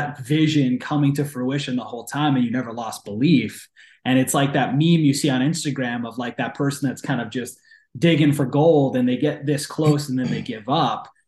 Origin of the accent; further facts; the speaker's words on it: East Coast, United States; I'm from the East Coast